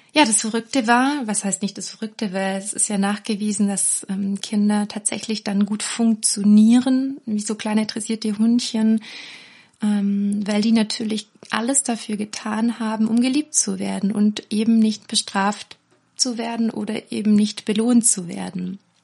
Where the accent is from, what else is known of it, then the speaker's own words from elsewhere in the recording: near Ravensburg, Baden-Württemberg, Germany; Aufgewachsen bin ich erstmal in der Nähe von Ravensburg, da wo die Spiele herkommen, das wissen die meisten. Und ich bin ganz behütet eigentlich in einem Dorf aufgewachsen